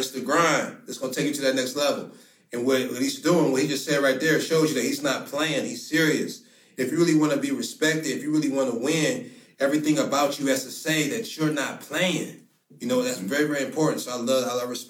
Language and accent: English; Akron, Ohio, United States; also born or lived in Baltimore, Maryland; I was born in Baltimore, Maryland. She lived there when I was two. So raised Akron, Ohio